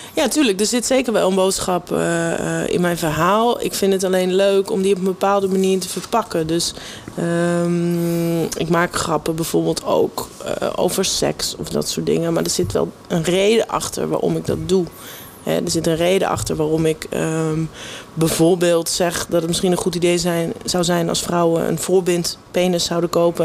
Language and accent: Dutch; Everdingen, Utrecht, Netherlands; moved away as an adult; also born or lived in North Holland; now in Amsterdam, Netherlands; ik heb het gevoel dat ik wel opgegroeid ben in Everdingen... omdat ik daar vanaf mijn negende ongeveer woon